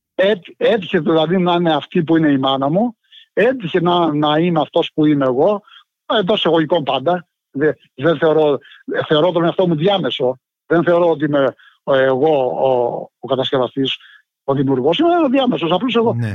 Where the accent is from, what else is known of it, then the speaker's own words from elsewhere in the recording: Povla, Epirus, Greece; moved away; είναι ένα ποτάμι στο χωριό μου που χύνεται στην Αντριατική, του διαμέσου τη Αλβανία